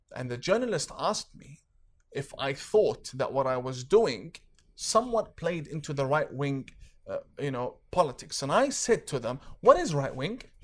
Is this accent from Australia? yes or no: yes; Australia; I'm not from Canada. I'm from Australia.